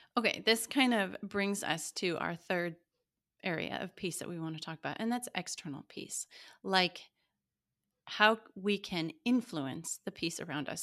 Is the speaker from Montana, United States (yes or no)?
yes; Montana, United States; I grew up in Montana